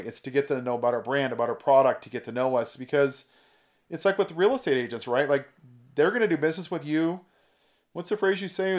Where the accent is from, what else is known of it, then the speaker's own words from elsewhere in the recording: California, United States; also born or lived in Oregon / Indiana; I grew up in California. I'm kind of a California boy